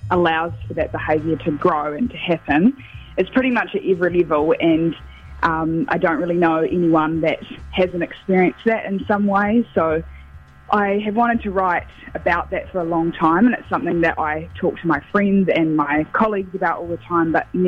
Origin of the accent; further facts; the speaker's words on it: Gore, Southland, New Zealand; now in Wellington, New Zealand; I grew up in Goa, which has a lot of country music